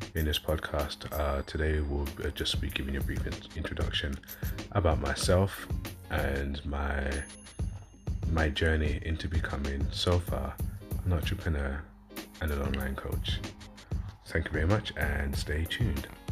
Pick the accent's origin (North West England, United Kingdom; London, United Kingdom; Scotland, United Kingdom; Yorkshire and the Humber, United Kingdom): London, United Kingdom; accent: southern; now in West Yorkshire, United Kingdom; I'm originally a southerner, so I'm from London originally, as you can tell by my accent, but I live up north in West Yorkshire